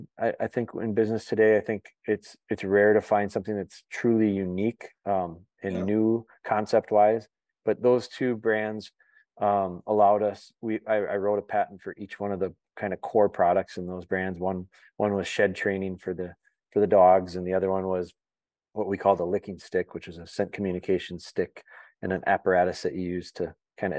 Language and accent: English; Wisconsin, United States; also born or lived in Green Bay, Wisconsin; I'm from Wisconsin, I was born in Northern Wisconsin and lived there till about fifth or sixth grade. And then I moved down to the Green Bay area.